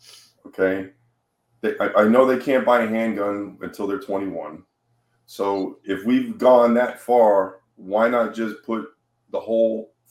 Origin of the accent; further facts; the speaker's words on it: New York, United States; now in Florida, United States; I came from New York, okay? New York is probably one of the hardest states as a citizen to get a gun legally.